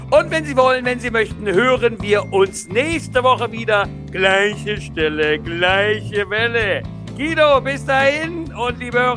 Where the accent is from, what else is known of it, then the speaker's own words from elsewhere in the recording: Saxony, Germany; Da bin ich als Sachse schon, also ja, ich bin